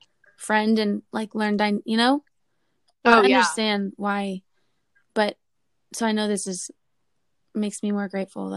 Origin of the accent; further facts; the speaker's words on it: Orlando, Florida, United States; also born or lived in Virginia, United States; I'm from Orlando, Florida. I was born in Virginia, and then I moved to Orlando when I was 4. I grew up in Orlando with my family.